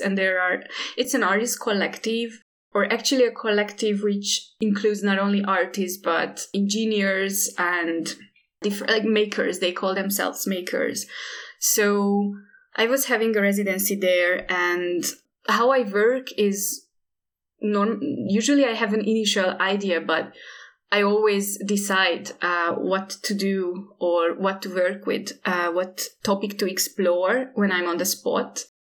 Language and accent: English; Hungary; also born or lived in Indonesia; I'm based in Budapest and, and I'm from Hungary